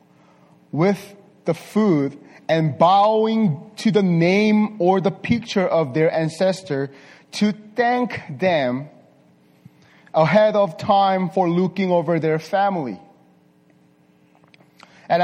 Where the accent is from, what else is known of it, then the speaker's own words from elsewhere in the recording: South Korea; moved away; also born or lived in Las Vegas; I was born and raised in Korea. Surprise, right? But this part of Korea, not this part, south part of Korea